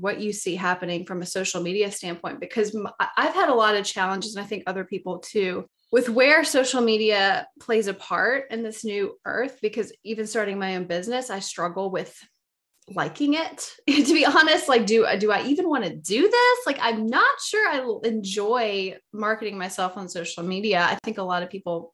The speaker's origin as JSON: {"language": "English", "region": "Deep South", "country": "United States", "said": "I'm from the Deep South"}